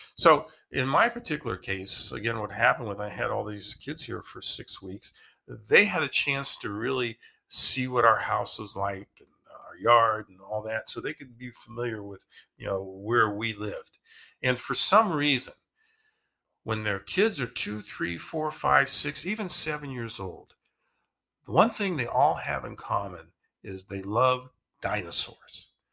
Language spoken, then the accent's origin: English; Ohio, United States; we grew up in Ohio